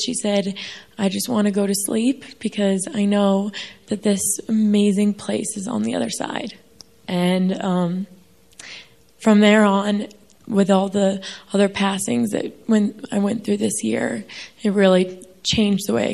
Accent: New York, United States; I'm from New York.

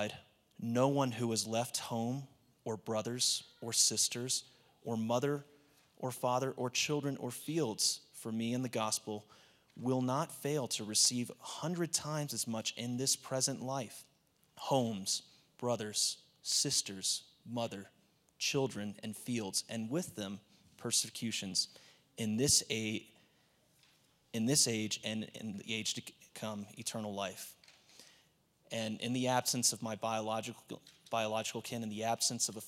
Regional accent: Nashville, Tennessee, United States; moved away; I grew up in Nashville, Tennessee

